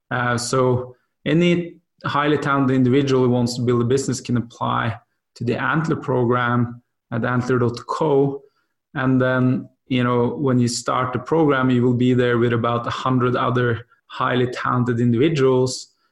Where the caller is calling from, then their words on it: Singapore; I'm joining you from Singapore.